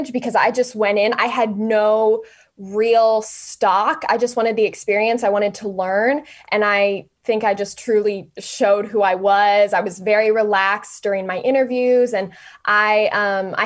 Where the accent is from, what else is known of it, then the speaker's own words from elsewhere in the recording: Elkhart, Indiana, United States; I'm a local girl. I'm from Elkhart